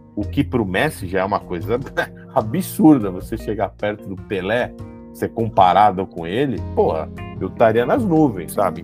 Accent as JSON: {"language": "Portuguese", "country": "Brazil", "said": "a gente se vê como, como brasileiro"}